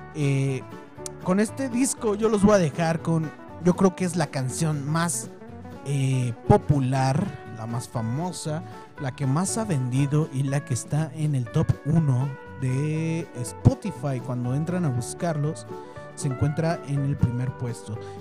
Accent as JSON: {"language": "Spanish", "country": "Mexico", "said": "nosotros los mexicanos"}